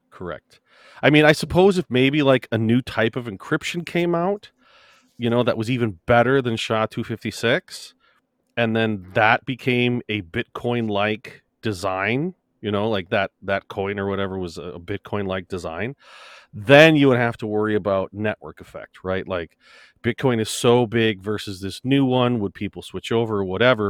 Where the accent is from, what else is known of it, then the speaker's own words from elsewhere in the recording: United States; I'm American.